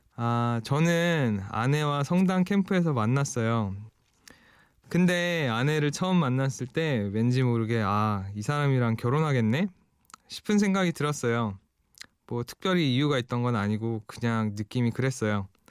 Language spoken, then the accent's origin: Korean; Seoul, South Korea; moved away as an adult; now in Toronto, Canada; 20년 동안 서울에 살다가 지금 캐나다 토론토에 적을든 지 어느덧 15년 차가 된 이민 1.5세대입니다. 20살에